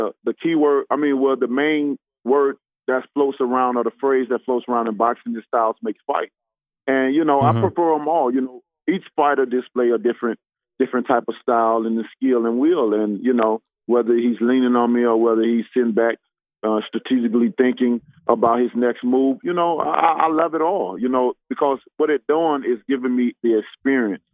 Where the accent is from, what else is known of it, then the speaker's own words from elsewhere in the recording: United States; as an American